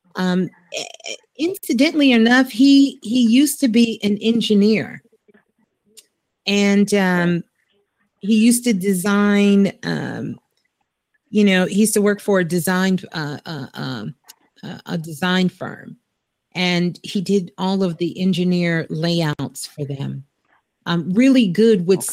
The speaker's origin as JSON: {"language": "English", "town": "New York City", "region": "New York", "country": "United States", "tie": "born or raised there", "said": "Brooklyn, actually. I was born in Brooklyn. I'm a Brooklyn girl"}